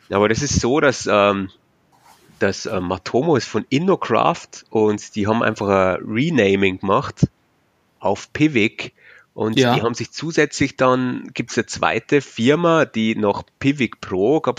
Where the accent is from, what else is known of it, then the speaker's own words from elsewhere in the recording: Bavaria, Germany; accent: Bavarian; ich komme aus, aus Bayern, wie man vielleicht hört, am Akzent.